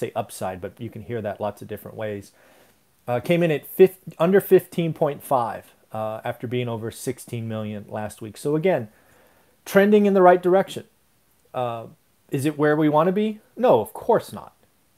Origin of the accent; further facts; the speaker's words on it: United States; And I'm a resident of that state, so I know what I'm saying. But I'm an American first